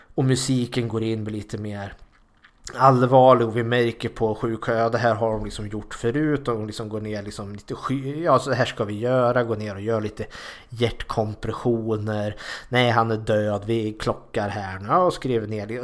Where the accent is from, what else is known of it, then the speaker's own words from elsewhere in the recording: Sweden; samma militärkultur här i Sverige